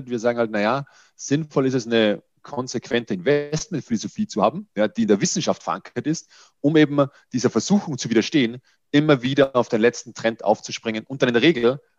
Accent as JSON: {"language": "German", "country": "Austria", "said": "Ich bin Österreicher, von daher entschuldige den Lapsus"}